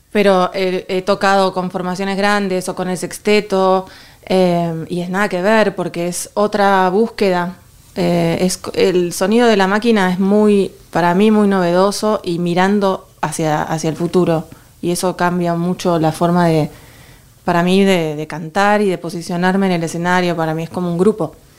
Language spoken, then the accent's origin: Spanish; Buenos Aires, Argentina; moved away as an adult; now in Madrid, Spain; siendo de Buenos Aires